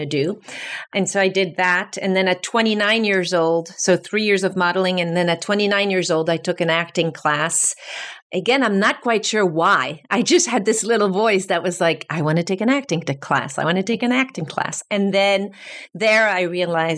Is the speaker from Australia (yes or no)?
no; France; moved away as an adult; also born or lived in New York City; I'm from France. I grew up in France